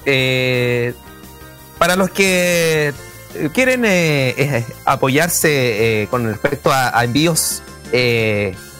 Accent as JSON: {"language": "Spanish", "town": "Puerto Montt", "region": "Los Lagos", "country": "Chile", "tie": "born or raised there", "moved": "yes", "said": "Yo soy, yo soy oriundo de Puerto Montt"}